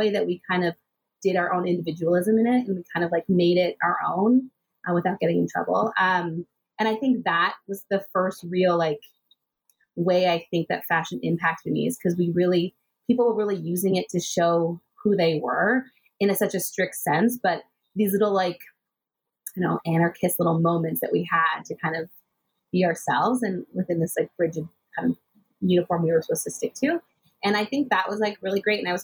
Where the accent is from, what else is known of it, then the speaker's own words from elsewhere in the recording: Richmond Hill, Ontario, Canada; also born or lived in United States / Vancouver / Toronto; I grew up just outside of Toronto in Richmond Hill. I was actually born in the U.S. and then I moved to Canada when I was 3 years old.